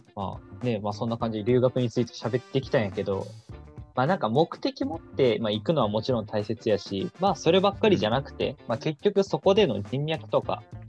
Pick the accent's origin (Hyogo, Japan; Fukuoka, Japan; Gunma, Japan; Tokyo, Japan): Fukuoka, Japan; 俺もね、福岡の出身